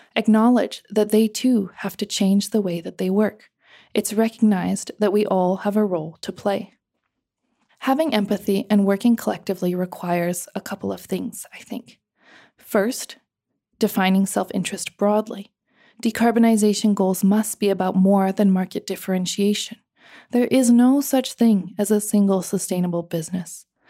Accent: United States; accent: American; also born or lived in Cambodia; white women like me, who talk with an American accent

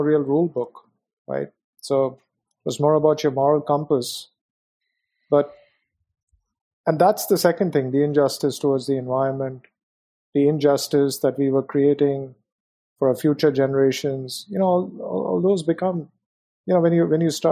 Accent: India; moved away as an adult; also born or lived in Hong Kong; So I was born in India, brought up in India, had a wonderful experience in India.

